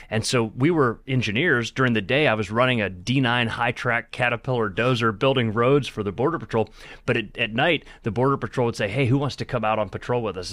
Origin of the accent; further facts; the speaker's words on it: Akron, Ohio, United States; my childhood in, in growing up in Akron